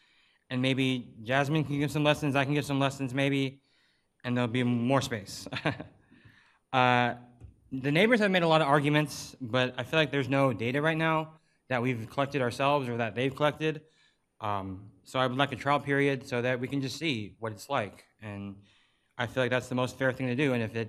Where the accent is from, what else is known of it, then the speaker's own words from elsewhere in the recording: Alameda, California, United States; I was born and raised in Alameda. In 2019, I bought my first home here, and I still currently reside there.